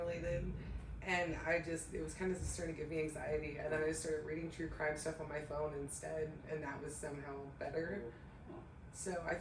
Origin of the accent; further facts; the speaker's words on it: Portland, Oregon, United States; also born or lived in Beaverton; I'm born and raised in Portland